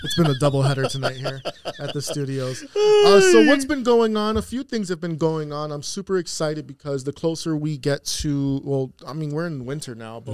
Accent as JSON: {"language": "English", "town": "New York City", "region": "New York", "country": "United States", "tie": "born or raised there", "moved": "yes", "lives_now": "Western Massachusetts, United States", "said": "a small, intimate gig in Brooklyn in my hometown."}